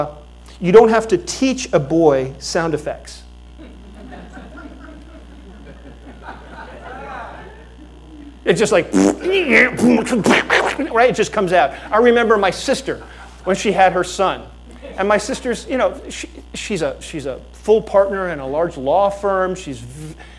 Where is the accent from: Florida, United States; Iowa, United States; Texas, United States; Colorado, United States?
Florida, United States; Fort Lauderdale; I grew up in Fort Lauderdale.